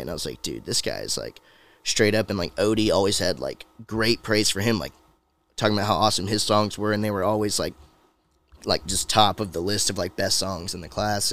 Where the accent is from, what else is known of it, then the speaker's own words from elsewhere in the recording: about an hour from Atlanta, Georgia, United States; moved away as an adult; now in Nashville, United States; I'm like an hour or so Okay. from Atlanta